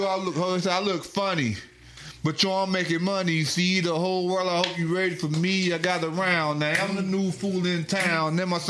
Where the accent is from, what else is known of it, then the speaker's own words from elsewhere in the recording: Chicago, Illinois, United States; even though I'm from Chicago